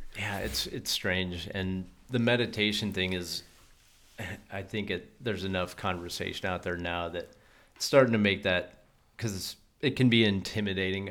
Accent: Colorado, United States; I grew up in Colorado

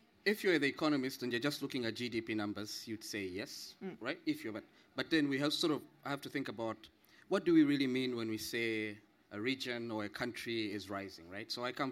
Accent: Zambia; I'm from Zambia.

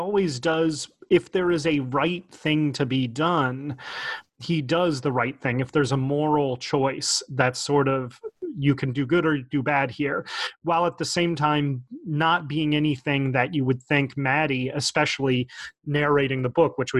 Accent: Richmond, Virginia, United States; born there; also born or lived in Baton Rouge / New Orleans / Nashville; I'm not a true Southerner because I moved around so much, but I was born in Richmond and lived in Baton Rouge and New Orleans and Nashville for a significant chunk of my life.

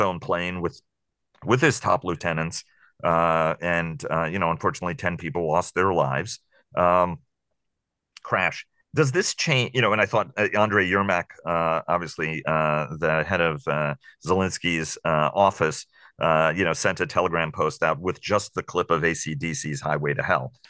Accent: New York City, New York, United States; born and raised on the Upper West Side of Manhattan

